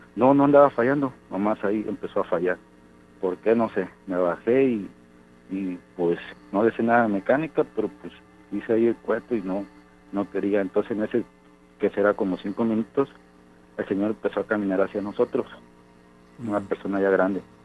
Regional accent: Córdoba, Veracruz, Mexico; yo soy de Córdoba.

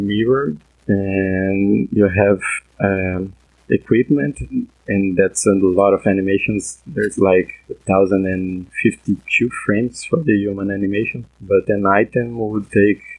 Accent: Brazil; I'm from Brazil

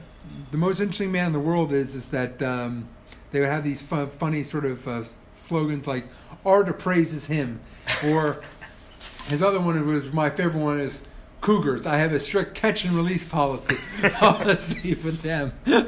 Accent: California, United States; moved away; also born or lived in Northeast United States; growing up in California, I was too young to drink, but I would later go back to California after college

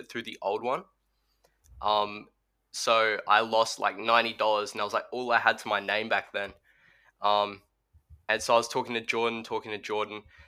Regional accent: Australia; I'm Australian. I'm 15

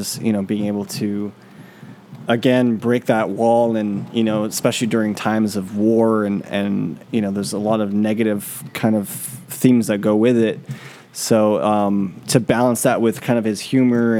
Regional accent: San Francisco, California, United States; the city we're from, North Beach.

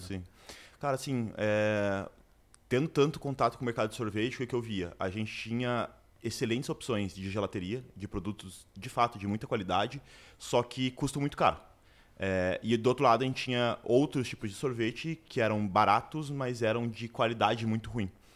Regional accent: Curitiba, Paraná, Brazil; sou de Curitiba

